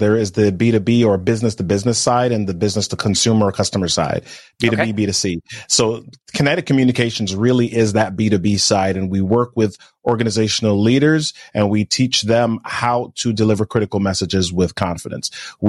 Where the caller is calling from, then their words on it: Maryland, United States; I'm in Maryland, man. Today's actually the warmest it's been in like 2 weeks.